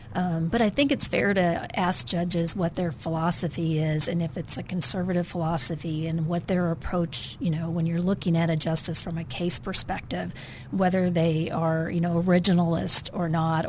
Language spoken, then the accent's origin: English; Wisconsin, United States; now in Arkansas, United States; From Wisconsin.